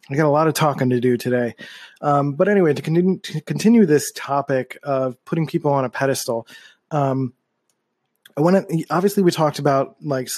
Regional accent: Philadelphia, Pennsylvania, United States; I grew up in Philadelphia

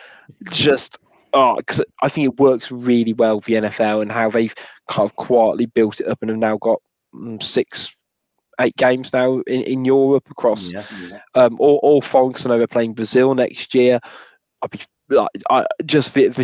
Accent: Wolverhampton, West Midlands, United Kingdom; I'm from Wolverhampton

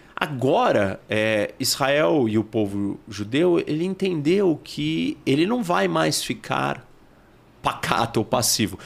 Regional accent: Brazil; Nós somos brasileiros

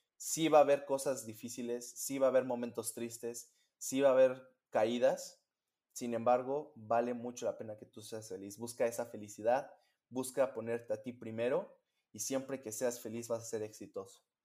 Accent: Mexico; moved away as an adult; now in Michigan, United States; yo soy un pedacito de mi país

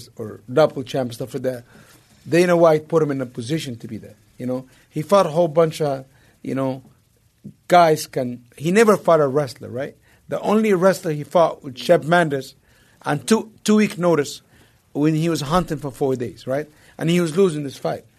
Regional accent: Egypt; moved away; growing up in Egypt

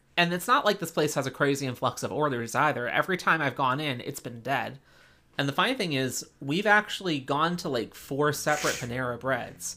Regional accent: East Coast, United States; moved away; I'm originally from the East Coast

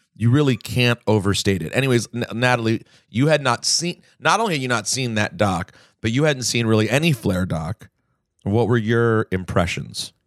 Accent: Maryland, United States; moved away; my hometown

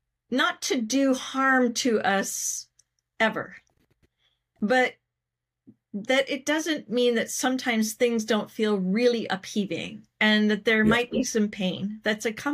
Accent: Southern California, United States; as a kid growing up in Southern California

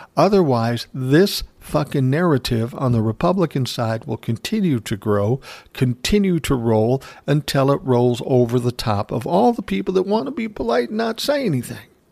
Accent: Minneapolis, Minnesota, United States; I was born in South Minneapolis, nineteen sixty

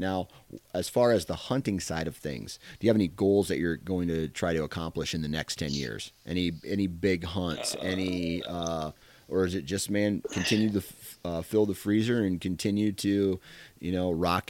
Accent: Iowa, United States; I'm from Iowa, dude.

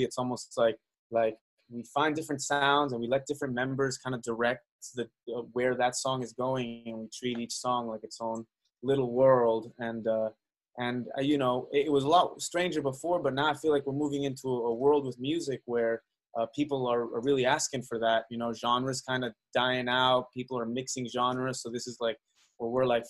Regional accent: Miami, Florida, United States; moved away as an adult; also born or lived in Venezuela / New Jersey; grew up in Miami

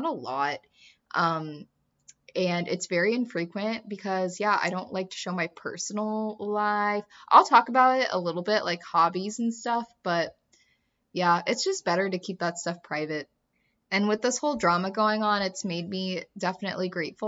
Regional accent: Kansas City, United States; also born or lived in the South (US); now in the South, United States; I'm from Kansas City

